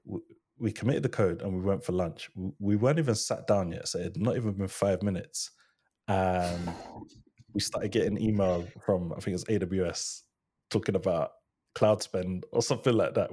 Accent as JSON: {"language": "English", "country": "Ghana", "said": "I'm Ghanaian, I'm from, I'm from West Africa"}